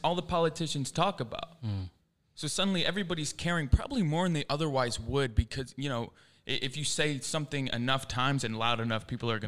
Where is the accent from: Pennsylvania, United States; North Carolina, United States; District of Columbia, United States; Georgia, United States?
Pennsylvania, United States; suburbs of Philadelphia; also born or lived in England; I'm 21, born in England, raised in the suburbs of Philadelphia, Pennsylvania.